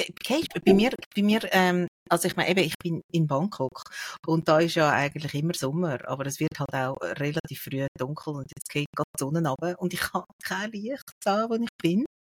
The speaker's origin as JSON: {"language": "German", "area": "Sihltal", "region": "Zurich", "country": "Switzerland", "tie": "born or raised there", "said": "ich bin aufgewachsen im Sieltal im Kanton Zürich"}